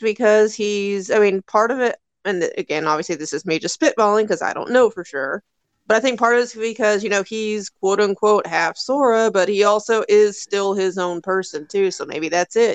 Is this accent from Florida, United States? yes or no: no; Louisville, Kentucky, United States; I am from Louisville